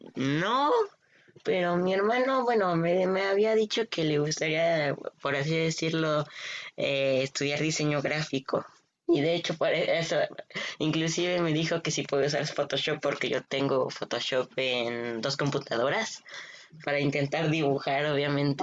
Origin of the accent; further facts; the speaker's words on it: Mexico; soy de México